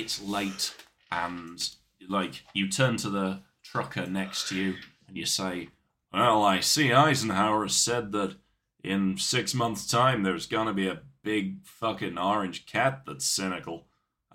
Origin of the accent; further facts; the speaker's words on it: England, United Kingdom; we're English